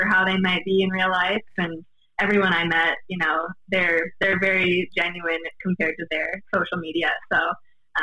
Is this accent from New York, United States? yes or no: no; River Falls, Wisconsin, United States; I grew up in River Falls, Wisconsin